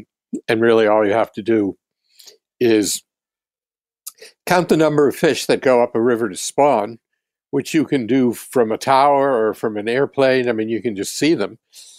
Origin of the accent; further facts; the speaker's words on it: New England, United States; Yeah. Well, I'm from New England.